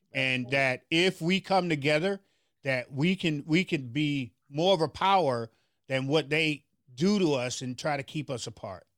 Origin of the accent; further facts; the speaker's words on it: Memphis, Tennessee, United States; now in Minneapolis, United States; I'm from Memphis, Tennessee